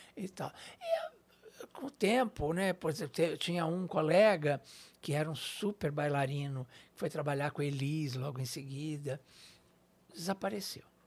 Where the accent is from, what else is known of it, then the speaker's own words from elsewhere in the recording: São Paulo, Brazil; Eu sou daqui de São Paulo. Na, nasci aqui na, na, Zona Leste, de certa forma, no, no Brás